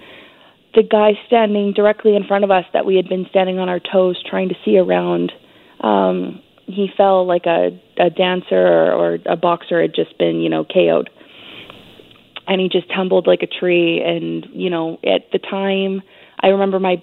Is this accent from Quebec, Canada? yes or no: no; British Columbia, Canada; As a Canadian, we're not used to gun violence